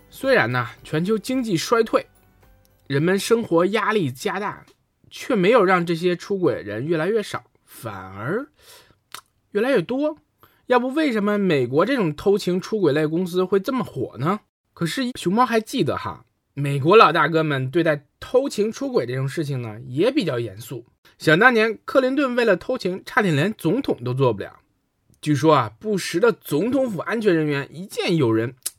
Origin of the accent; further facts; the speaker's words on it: China; 我们中国人